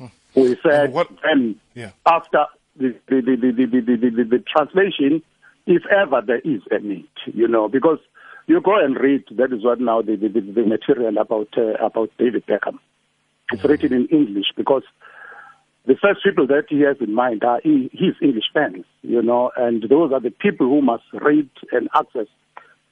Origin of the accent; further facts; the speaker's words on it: Claremont, KwaZulu-Natal, South Africa; as a young boy growing up in Claremont